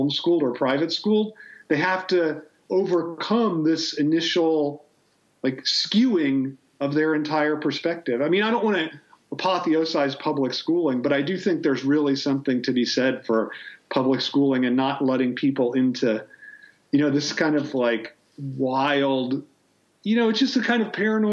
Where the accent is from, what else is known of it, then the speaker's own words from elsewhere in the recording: Ohio, United States; I'm from Ohio